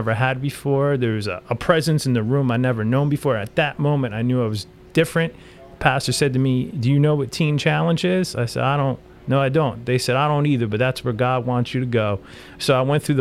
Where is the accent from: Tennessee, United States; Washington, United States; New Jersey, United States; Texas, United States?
New Jersey, United States; moved away; I'm originally from New Jersey